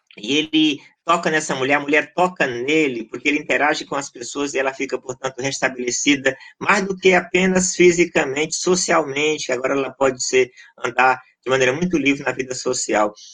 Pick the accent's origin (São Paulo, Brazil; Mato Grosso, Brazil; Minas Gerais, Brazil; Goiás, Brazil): Goiás, Brazil; also born or lived in Maranhão; now in Rio de Janeiro, Brazil; eu nasci no Maranhão, mas cresci em Goiás e moro no Rio mais da metade da vida